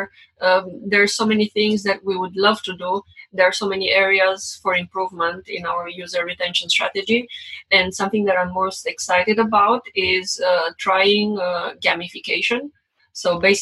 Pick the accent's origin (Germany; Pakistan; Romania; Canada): Romania; English is a second language; now in United States; I'm not from the US. I guess you can guess from my accent. So I'm from Romania originally